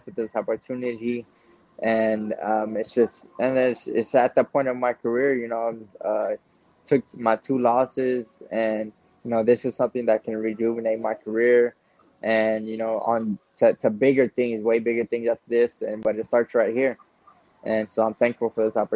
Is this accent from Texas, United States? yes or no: yes; Texas, United States; we're both from Texas